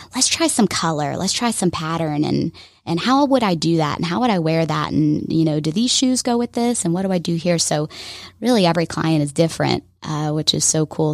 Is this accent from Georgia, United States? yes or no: yes; Alpharetta, Georgia, United States; I grew up here in Alpharetta.